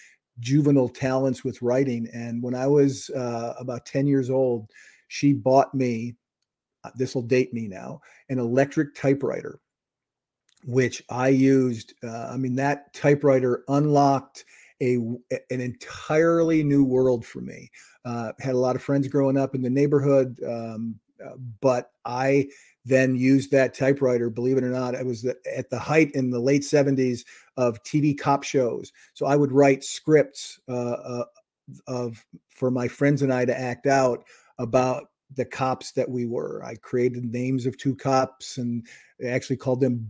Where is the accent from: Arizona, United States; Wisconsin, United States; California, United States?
Wisconsin, United States; my hometown in Wisconsin